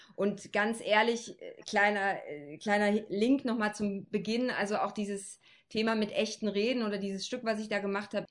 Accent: Frankenberg, Saxony, Germany; ich komme ja, wie gesagt, aus Frankenberg

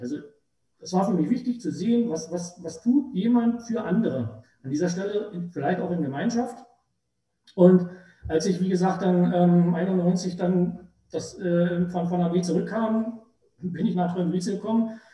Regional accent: Treuenbrietzen, Brandenburg, Germany; ich bin im Prinzip von 1970 bis heute nur für sieben Jahre aus meiner Heimatstadt richtig weggekommen

